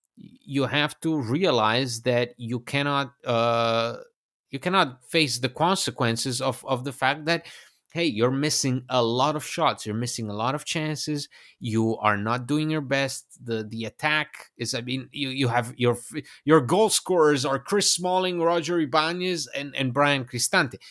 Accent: Bologna, Emilia-Romagna, Italy; it's m, basically my hometown. It's, yeah, it's, uh, where I have my roots.

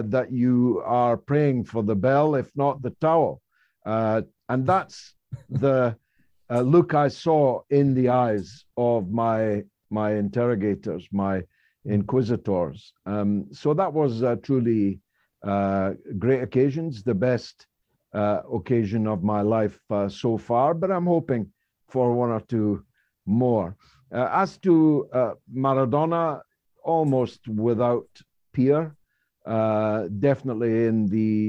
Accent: Scotland, United Kingdom; I am Scottish

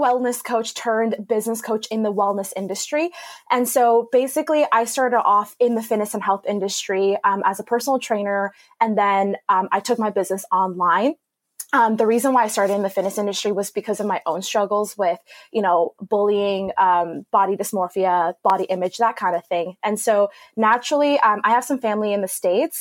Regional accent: Ottawa, Ontario, Canada; moved away as an adult; now in Los Angeles, United States; I was born and raised here, so my family's here, and I come back pretty often. So, yeah, Ottawa's home.

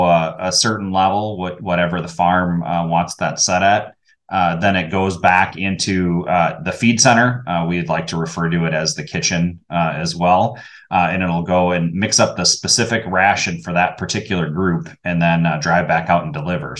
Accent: Wisconsin, United States; Born and raised in Wisconsin

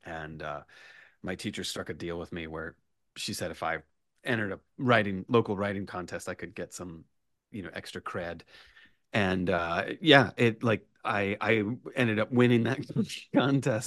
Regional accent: Richmond, Virginia, United States; moved away as an adult; also born or lived in Roanoke, Virginia; now in New York, United States; I was raised in Richmond, Virginia

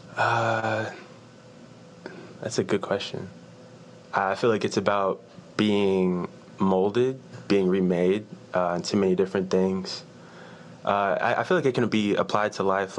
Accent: Richmond, Virginia, United States; moved away as an adult; also born or lived in Knoxville, Tennessee; I'm from Richmond, Virginia.

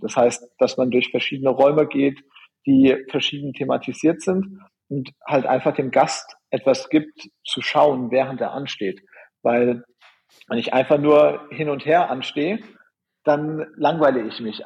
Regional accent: Germany; also born or lived in Orlando, United States; bei uns in Deutschland

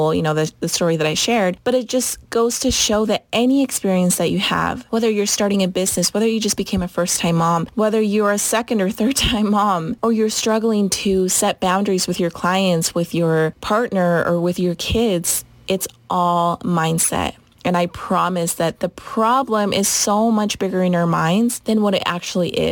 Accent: Utah, United States; I was raised in Utah ever since I was 6 or 7, so basically my entire life. And this is home

